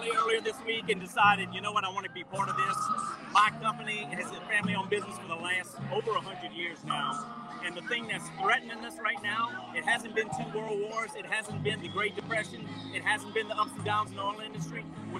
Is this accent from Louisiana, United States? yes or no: yes; New Iberia, Louisiana, United States; New Iberia.